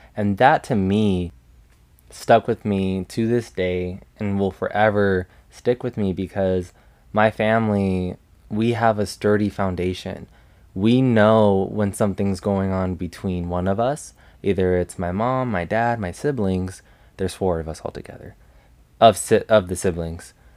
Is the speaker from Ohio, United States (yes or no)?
no; Las Vegas, Nevada, United States; I am originally from Las Vegas, Nevada, and I'm still currently living in Las Vegas.